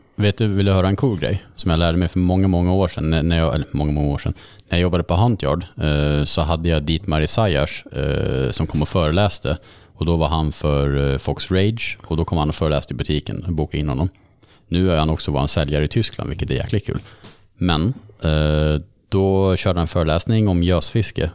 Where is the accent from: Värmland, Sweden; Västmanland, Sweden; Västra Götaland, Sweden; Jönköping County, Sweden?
Västra Götaland, Sweden; Karlsborg; Jag dök mycket i Vättern när jag var uppvuxen i Karlsborg